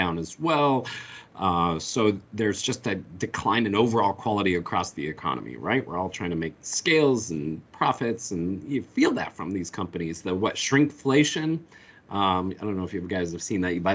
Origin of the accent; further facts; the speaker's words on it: Colorado, United States; now in North Carolina, United States; growing up in Colorado